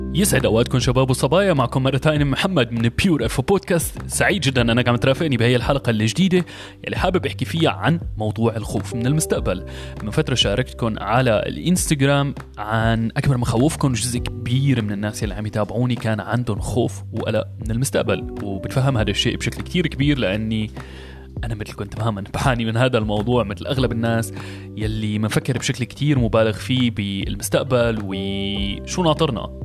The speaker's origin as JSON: {"language": "Arabic", "country": "Syria", "moved": "as an adult", "lives_now": "Germany", "said": "انتقلت من بلدي سوريا بسبب ظروف الحرب الموجودة هنيك"}